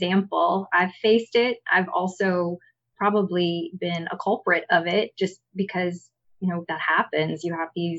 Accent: Kaplan, Louisiana, United States; In Kaplan, which is my hometown

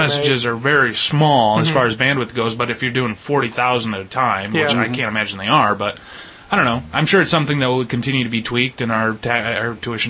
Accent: Perry, Michigan, United States; my hometown of Perry.

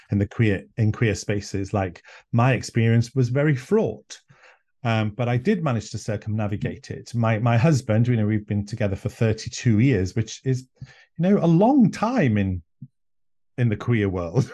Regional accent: an island in North Wales, United Kingdom; first language Welsh; English is a second language; white, gay Welshman from an island in North Wales

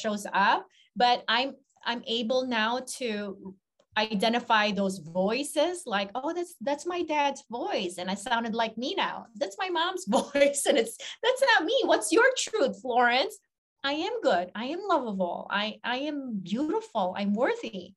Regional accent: Philippines; growing up in the Philippines

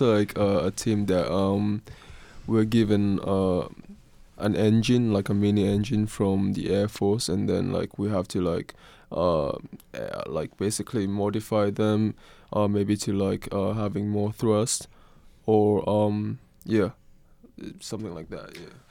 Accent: Kenya; moved away as an adult; now in Oregon, United States; I'm not from Oregon. Uh, I'm actually from Kenya, which is, uh, East Africa

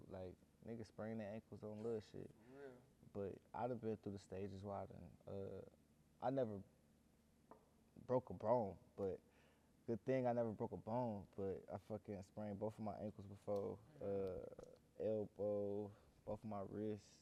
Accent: Cleveland, Ohio, United States; I'm from Cleveland too.

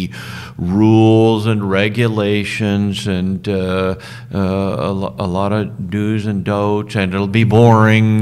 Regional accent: Southern California, United States; I grew up in Southern California

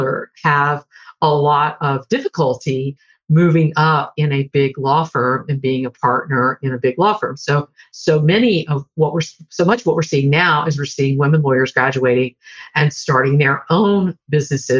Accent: Deep South, United States; I grew up in the Deep South and was a teenager in the 70s and into the 80s

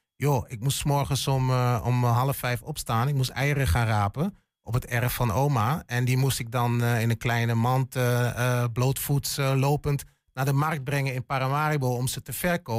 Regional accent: Hengelo, Overijssel, Netherlands; moved away as an adult; also born or lived in western Netherlands; ik ben een tukker, geboren en getogen in Hengelo

